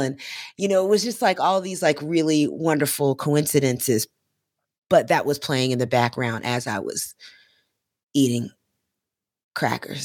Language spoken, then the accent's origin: English; Florida, United States; I'm from Florida